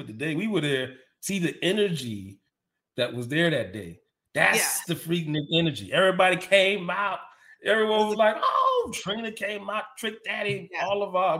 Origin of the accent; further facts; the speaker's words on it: Miami, Florida, United States; growing up in Miami, we had a large Jewish community.